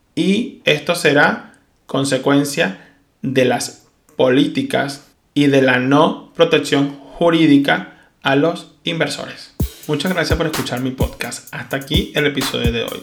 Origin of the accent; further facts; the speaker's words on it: Venezuela; moved away as an adult; now in Spain; soy un venezolano que salió huyendo de su país